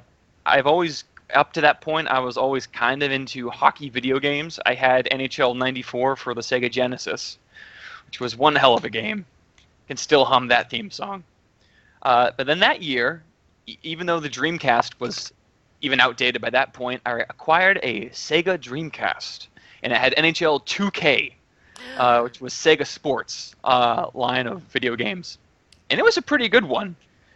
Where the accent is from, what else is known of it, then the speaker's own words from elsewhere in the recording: Winston-Salem, North Carolina, United States; born there; No, I was born in Winston. This is actually my, oddly enough, this is my third time living in Winston-Salem. I'm 27 years old.